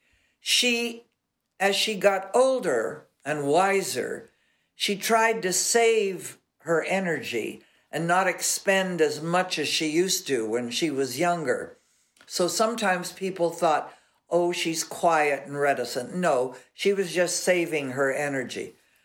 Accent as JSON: {"language": "English", "town": "Los Angeles", "region": "California", "country": "United States", "tie": "born or raised there", "said": "I was raised in Catholic schools all of my life. And the only reason I got out of Catholic school is because I lived up in Laurel Canyon, and there was a bus, a school bus that Hollywood High had"}